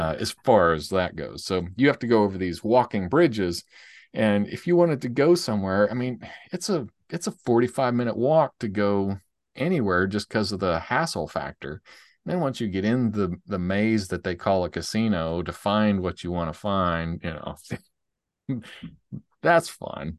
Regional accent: Nashville, Tennessee, United States; we're from Nashville

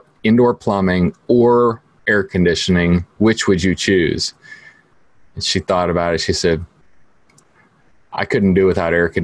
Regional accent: Ohio, United States; I was born in Ohio and we didn't have air conditioning in our house.

